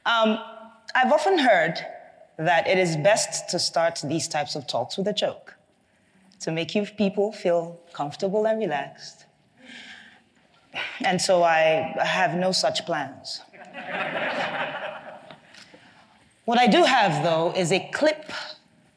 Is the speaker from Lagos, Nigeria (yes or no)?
no; Enugu State, Nigeria; I'm from Enugu State, which is in the southeast region of Nigeria.